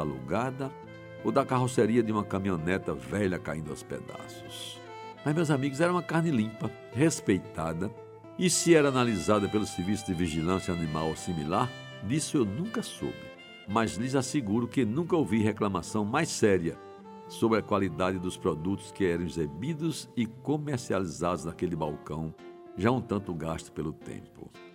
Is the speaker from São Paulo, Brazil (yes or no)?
no; João Pessoa, Paraíba, Brazil; cresci em Jaguarime